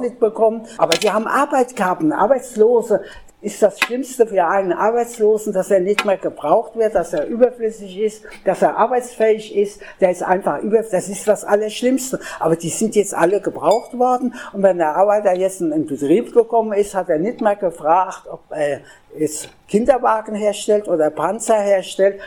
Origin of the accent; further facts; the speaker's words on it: Frankfurt, Hesse, Germany; in meiner Heimatstadt in Frankfurt, wo ich komme